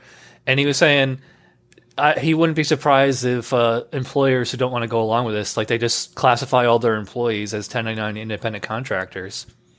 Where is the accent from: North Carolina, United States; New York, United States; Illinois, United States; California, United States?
New York, United States; now in Florida, United States; You know, that's funny because I'm originally from New York, and I remember that when I moved to Florida, it's really weird.